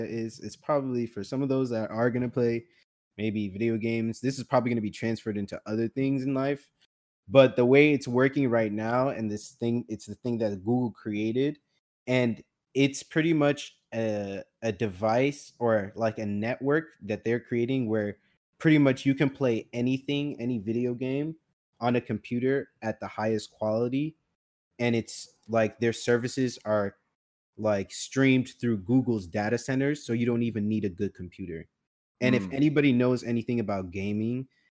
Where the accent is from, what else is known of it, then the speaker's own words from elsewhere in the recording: United States; also born or lived in Northeast United States; now in Northeast, United States; when you're American